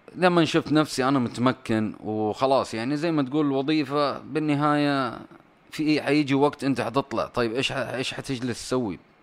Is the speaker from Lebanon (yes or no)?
no; Saudi Arabia; كاداره سعوديه